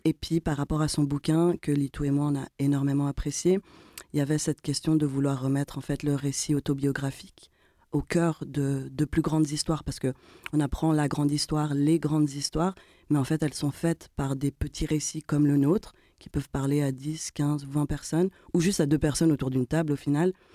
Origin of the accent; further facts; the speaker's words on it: Geneva, Switzerland; on est des trentenaires avec d'origines diverses et variées, mais surtout le point commun, c'est que on est de Genève